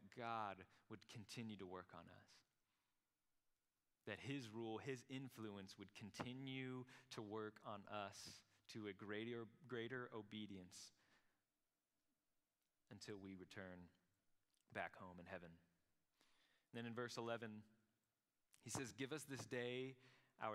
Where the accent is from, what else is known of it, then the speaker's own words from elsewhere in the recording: Krum, Texas, United States; I'm from Crum